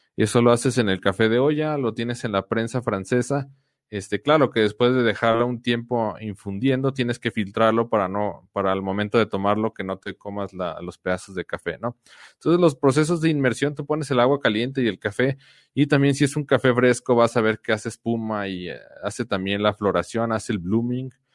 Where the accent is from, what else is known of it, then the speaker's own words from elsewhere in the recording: Guadalajara, Jalisco, Mexico; now in San Luis Potosí, Mexico; Mi esposa y yo somos de Guadalajara